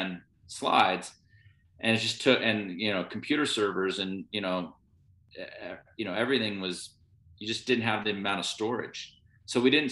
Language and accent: English; Sun Valley, Idaho, United States; I grew up in Sun Valley, Idaho. We moved there when I was 7.